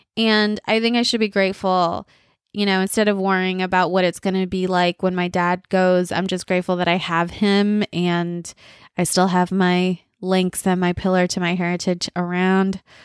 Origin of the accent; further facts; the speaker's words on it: United States; first language Bengali; I'm the most American American you'll ever meet. And because I am, you know, born of immigrants